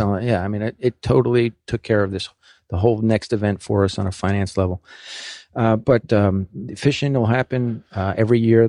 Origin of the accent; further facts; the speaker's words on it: New York City, New York, United States; I'm from New York City